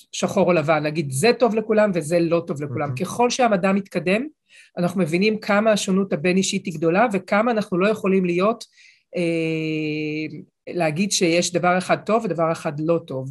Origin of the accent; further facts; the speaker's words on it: Israel; גם אני ואתה, אפילו שלצורך העניין נולדנו באותה מדינה